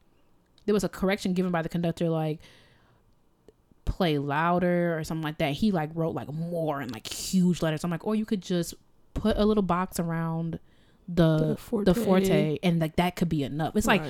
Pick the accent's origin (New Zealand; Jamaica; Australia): Jamaica; I'm so Jamaican.